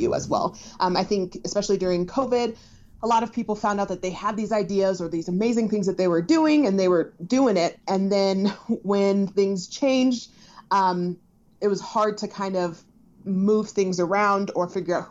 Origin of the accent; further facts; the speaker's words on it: Denver, Colorado, United States; I am from Denver, Colorado